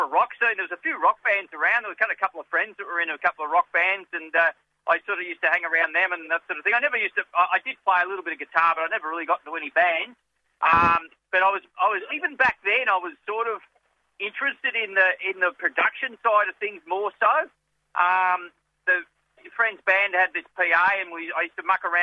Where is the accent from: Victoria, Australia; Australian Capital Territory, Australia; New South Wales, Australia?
Victoria, Australia; Latrobe Valley; now in Melbourne, Australia; I was born in the country, mate. I'm from Latrobe Valley